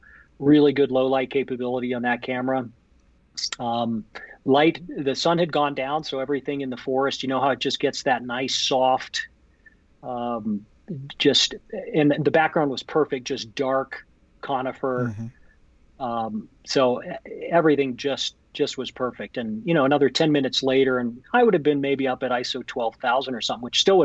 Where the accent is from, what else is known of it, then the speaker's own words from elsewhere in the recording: Jackson, Wyoming, United States; I was born and raised here in Jackson, and lived here most of my adult life.